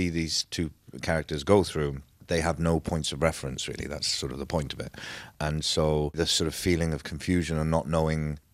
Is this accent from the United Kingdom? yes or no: yes; Wales, United Kingdom; coming from Wales